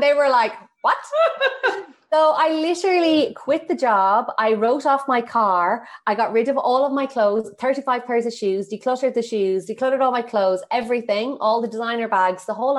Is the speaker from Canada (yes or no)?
no; Ireland; I got back to Ireland and I was back in my hometown